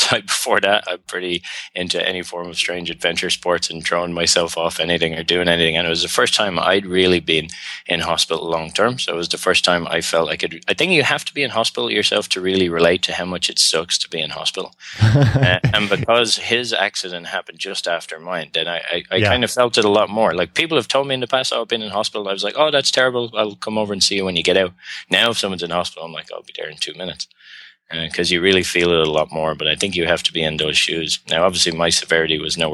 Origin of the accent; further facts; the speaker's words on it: Ireland; accent: Irish; moved away; also born or lived in Australia / Montreal, Canada / China; I'm Irish.